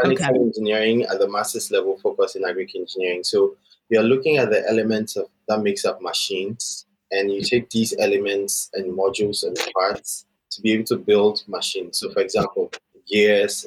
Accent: Accra, Greater Accra, Ghana; also born or lived in Atlanta, United States; I grew up and born and grew up in Accra, Ghana, and I schooled throughout my entire life here in Ghana

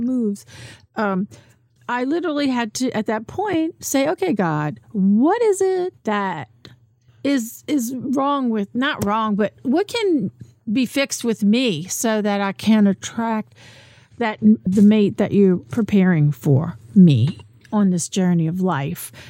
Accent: New Orleans, Louisiana, United States; moved away; also born or lived in Metairie; I'm from New Orleans

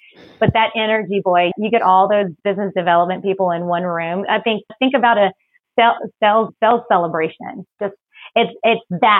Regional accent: Texas, United States; also born or lived in Philippines; but actually I was born in the Philippines. I'm a military brat. Dad is Irish. Mom is Filipino. I've been in Texas since I was 6.

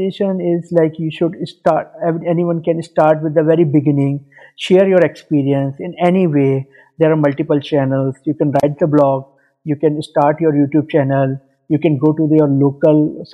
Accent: India; moved away as an adult; now in Dubai, United Arab Emirates; I'm from India, but currently living in Dubai, UAE, from last 5 years

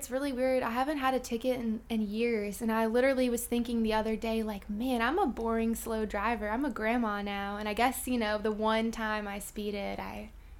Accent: Mechanicsville, Virginia, United States; So I'm from Mechanicsville, Virginia, which is, like, 15 minutes outside of Richmond. And I was an only child, so I didn't really have, like, siblings to keep me occupied. Raised by a single parent

